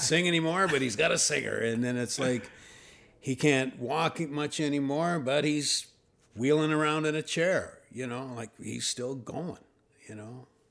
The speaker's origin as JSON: {"language": "English", "town": "Thunder Bay", "region": "Ontario", "country": "Canada", "tie": "born or raised there", "also_born_or_lived": "Toronto", "moved": "yes", "said": "I was born in Fort William"}